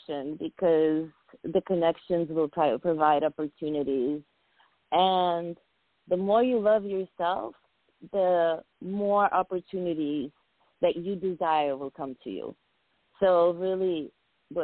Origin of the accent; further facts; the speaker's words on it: New England, United States; also born or lived in Georgia / Armenia / Soviet Union; I went to elementary school, you know, boarding school, college. My whole life has been New England